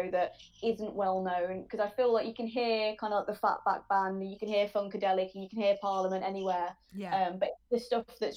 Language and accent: English; Birmingham, West Midlands, United Kingdom; moved away as an adult; now in Leeds, United Kingdom; I'm from Birmingham, Boohill.